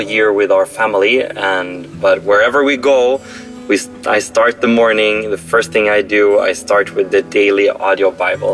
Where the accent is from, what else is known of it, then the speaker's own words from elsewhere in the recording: Sweden; moved away; I'm from Sweden, but right now in Dubai